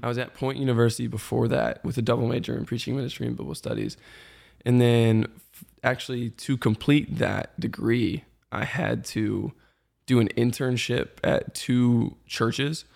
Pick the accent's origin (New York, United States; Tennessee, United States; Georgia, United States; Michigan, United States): Georgia, United States; Marietta; also born or lived in Birmingham, Alabama; moved to the, like, Metro Atlanta area up in Kennesaw, Marietta